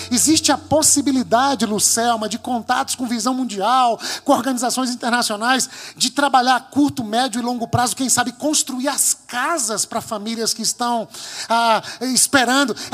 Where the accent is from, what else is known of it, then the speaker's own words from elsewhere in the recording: Bahia, Brazil; nós é que somos da Bahia, é o nosso povo, é a nossa cidade, é o nosso entorno.